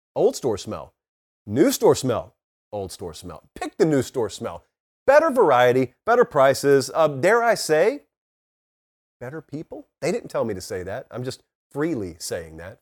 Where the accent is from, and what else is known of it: Georgia, United States; born or raised there; moved away